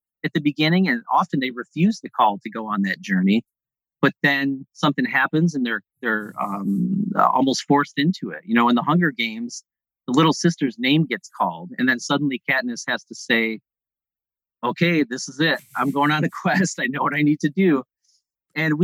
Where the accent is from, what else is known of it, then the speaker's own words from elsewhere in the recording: Mohawk River Valley, upstate New York, United States; Where I grew up in New York, in upstate New York, is in the center part of the state, in the Mohawk River Valley